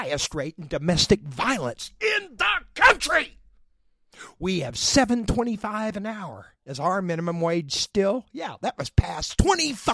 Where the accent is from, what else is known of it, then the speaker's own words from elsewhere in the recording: Oklahoma, United States; also born or lived in West Coast / East Coast; I was born and raised right here in Oklahoma